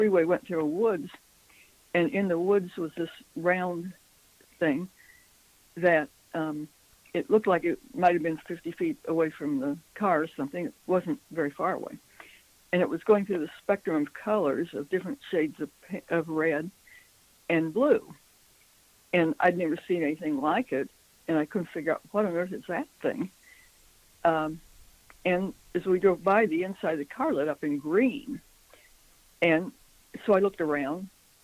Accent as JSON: {"language": "English", "region": "Midwestern United States", "country": "United States", "tie": "born or raised there", "also_born_or_lived": "Washington, D.C.", "moved": "as an adult", "said": "we're from the Midwestern United States"}